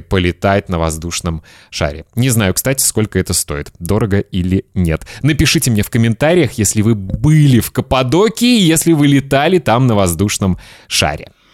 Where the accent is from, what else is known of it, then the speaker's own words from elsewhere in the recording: Kaliningrad, Kaliningrad Oblast, Russia; мой родной город Калининград